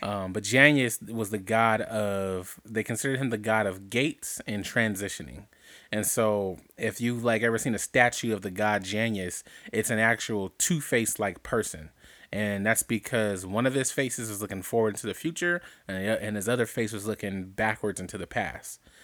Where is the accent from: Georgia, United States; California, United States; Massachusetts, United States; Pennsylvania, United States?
California, United States; Compton; I was born in East Rancho Dominguez Hospital. That is no longer standing in Compton, California